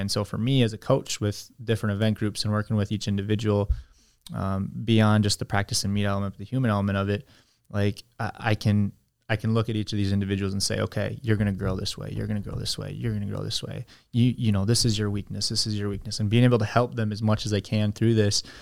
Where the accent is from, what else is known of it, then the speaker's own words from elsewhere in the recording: United States; moved away as an adult; also born or lived in China; that means I'm an American